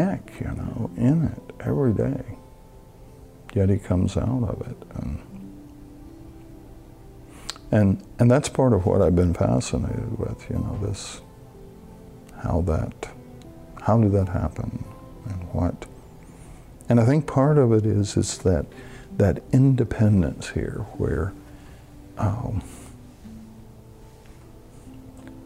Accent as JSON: {"language": "English", "region": "Tennessee", "country": "United States", "tie": "born or raised there", "moved": "yes"}